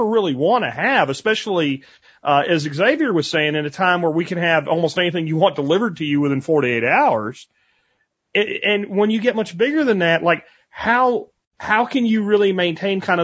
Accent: Pottsville, Pennsylvania, United States; moved away; also born or lived in Dallas-Fort Worth; the town I grew up in Pennsylvania, like Pottsville

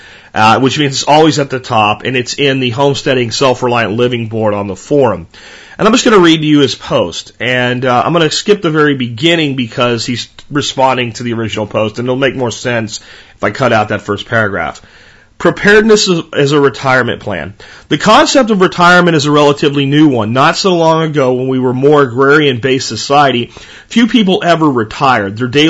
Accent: Canada; Remember, I'm Canadian.

